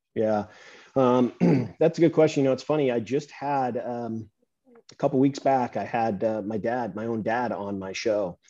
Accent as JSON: {"language": "English", "region": "Southern California", "country": "United States", "tie": "born or raised there", "said": "I'm um, Southern California"}